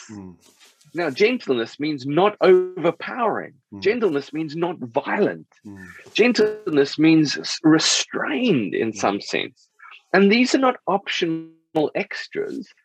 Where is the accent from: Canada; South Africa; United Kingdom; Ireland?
South Africa; I grew up in South Africa